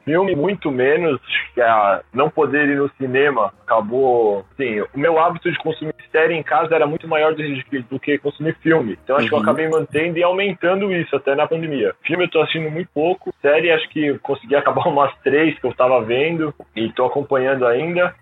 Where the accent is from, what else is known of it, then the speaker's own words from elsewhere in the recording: Cotia, São Paulo, Brazil; Eu sou aqui de Cotia, então está aqui do lado.